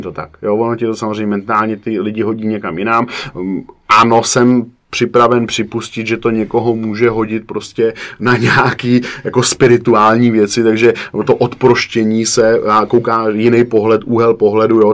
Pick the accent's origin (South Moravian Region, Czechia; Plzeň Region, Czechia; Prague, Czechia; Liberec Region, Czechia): Prague, Czechia; u nás v Praze